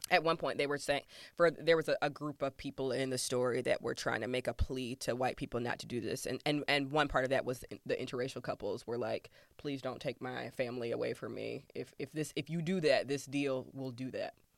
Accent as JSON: {"language": "English", "region": "Georgia", "country": "United States", "moved": "yes", "said": "I'm from Georgia originally"}